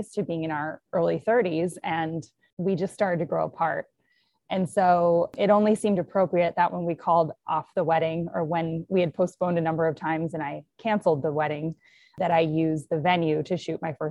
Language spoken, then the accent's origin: English; Madison, Wisconsin, United States; my hometown of Madison, Wisconsin, where I'm at right now